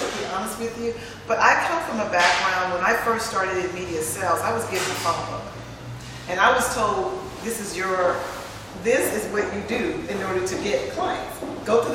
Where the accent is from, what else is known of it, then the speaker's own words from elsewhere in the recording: San Francisco, California, United States; to be born and raised in San Francisco